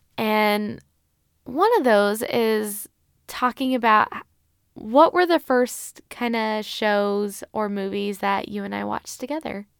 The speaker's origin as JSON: {"language": "English", "country": "United States", "said": "as an American, as a Western individual"}